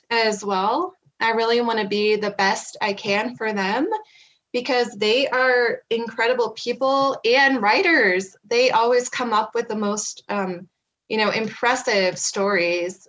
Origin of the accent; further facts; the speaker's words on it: Kearney, Nebraska, United States; moved away as an adult; now in Black Hills, United States; I am originally from Kearney, Nebraska, and I grew up there in the Cornhusker State.